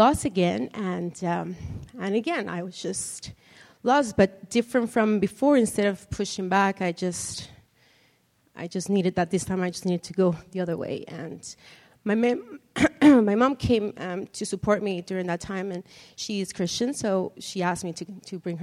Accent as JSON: {"language": "English", "country": "Mexico", "tie": "born or raised there", "moved": "yes", "said": "I'm originally from Mexico, born and raised there"}